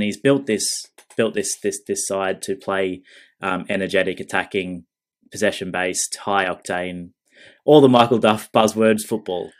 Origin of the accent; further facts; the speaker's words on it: Australia; I'm Australian